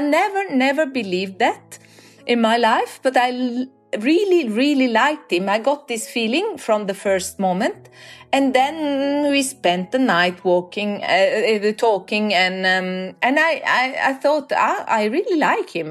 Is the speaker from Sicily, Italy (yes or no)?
no; Florence, Tuscany, Italy; moved away as an adult; also born or lived in Norway; now in Oslo, Norway; I'm from Florence.